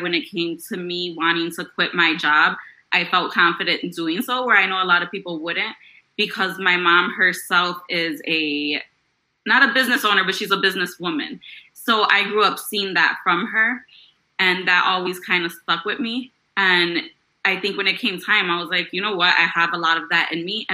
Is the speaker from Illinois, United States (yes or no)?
yes; Chicago, Illinois, United States; I grew up in Chicago in the Logan Square neighborhood